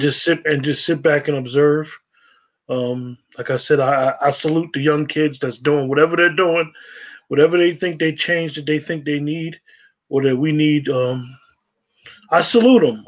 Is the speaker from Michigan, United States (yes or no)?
no; northern New Jersey, United States; growing up in New Jersey, in northern Jersey, a lot of us that went to the school systems in northern Jersey